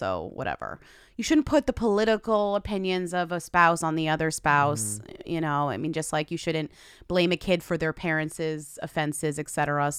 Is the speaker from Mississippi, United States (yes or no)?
no; Newton, Massachusetts, United States; moved away; Shout out Newton, Massachusetts, my hometown.